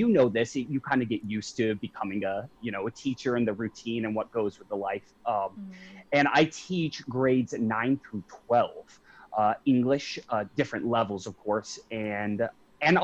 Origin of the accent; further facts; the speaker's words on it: Avondale, Arizona, United States; now in Scottsdale, United States; I'm originally from Avondale